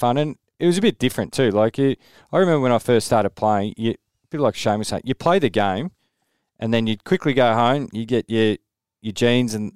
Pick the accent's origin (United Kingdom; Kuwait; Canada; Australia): Australia; Geelong, Victoria; I grew up in Geelong.